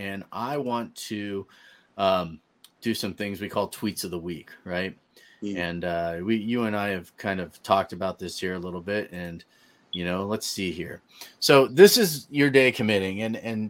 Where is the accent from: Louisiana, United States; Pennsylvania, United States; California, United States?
California, United States; the Bay Area, Northern; also born or lived in Denver, Colorado; now in Colorado, United States; I grew up in Northern California